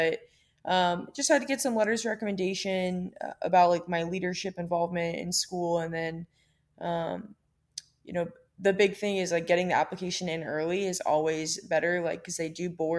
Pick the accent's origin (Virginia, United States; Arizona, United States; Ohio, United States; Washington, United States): Virginia, United States; Virginia Beach; growing up in Virginia Beach